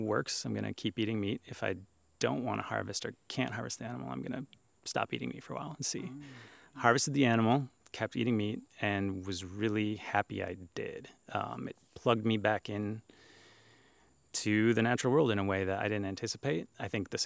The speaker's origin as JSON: {"language": "English", "region": "Wisconsin", "country": "United States", "tie": "born or raised there", "said": "growing up in Wisconsin"}